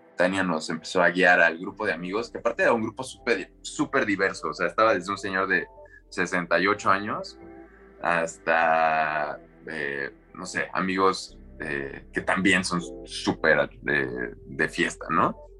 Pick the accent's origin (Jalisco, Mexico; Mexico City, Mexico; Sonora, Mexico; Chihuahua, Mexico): Mexico City, Mexico; moved away as an adult; also born or lived in Acapulco; llegar como chilango, con mentalidad chilanga a, una ciudad